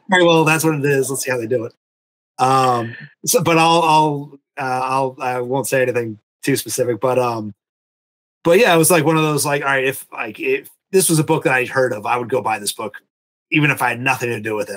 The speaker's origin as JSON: {"language": "English", "region": "Massachusetts", "country": "United States", "tie": "born or raised there", "moved": "yes", "lives_now": "Vermont, United States", "said": "I grew up in Massachusetts. I live in Vermont now"}